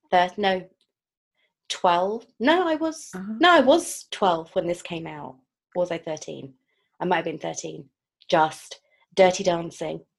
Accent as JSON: {"language": "English", "country": "United Kingdom"}